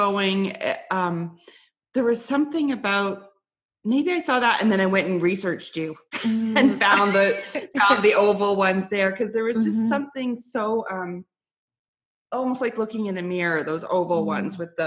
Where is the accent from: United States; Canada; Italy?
Canada; also born or lived in Toronto / Vancouver; I'm Canadian.